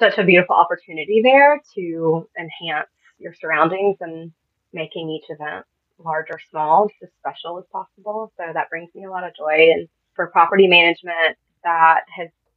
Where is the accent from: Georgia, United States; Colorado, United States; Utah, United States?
Georgia, United States; Augusta; I was born and raised in Augusta, Georgia